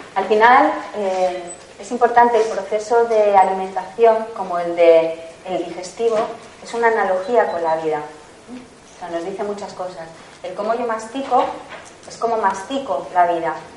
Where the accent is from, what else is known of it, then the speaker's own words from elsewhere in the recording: La Rioja / Madrid, Spain; soy riojana, madrileña, mix, mix, riojana madrileña, y hay platos de mi tierra